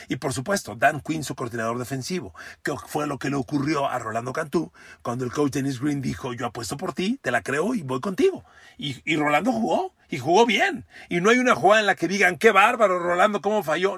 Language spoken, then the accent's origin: Spanish; Mexico; yo como mexicano